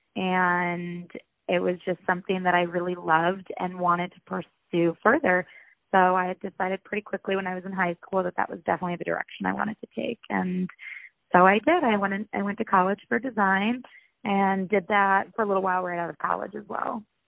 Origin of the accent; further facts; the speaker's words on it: Rochester, New York, United States; moved away as an adult; also born or lived in Ohio; now in Los Angeles, United States; I'm originally from upstate New York, Rochester to be exact